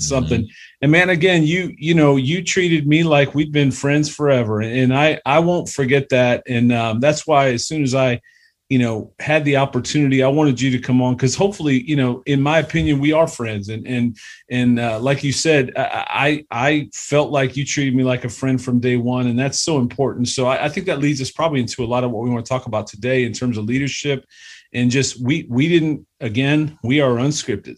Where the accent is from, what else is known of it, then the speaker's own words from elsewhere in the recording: Cleveland, Ohio, United States; we're both from Cleveland. Shout out two one six